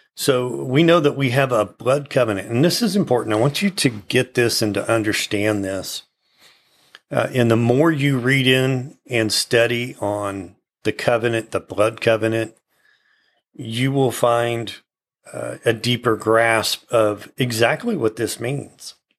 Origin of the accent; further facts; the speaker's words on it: United States; being an American and having lived here my whole life